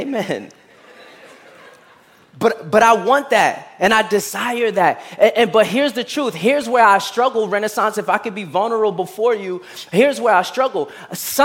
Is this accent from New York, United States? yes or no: yes; New York City, New York, United States; I grew up in Brooklyn and I played basketball